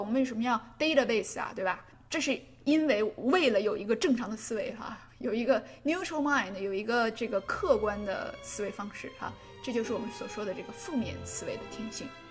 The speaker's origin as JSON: {"language": "Chinese", "country": "China", "said": "我们中国"}